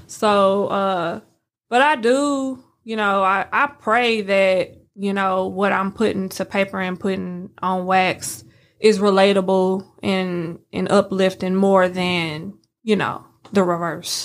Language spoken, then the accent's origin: English; St. Louis, Missouri, United States; now in Memphis, United States; I'm from Saint Louis